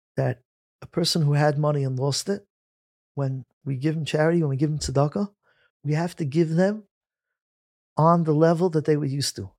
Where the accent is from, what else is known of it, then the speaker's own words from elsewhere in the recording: New York City, New York, United States; Growing up in Flatbush, I remember it clearly when we played outside in the summer around a quarter to six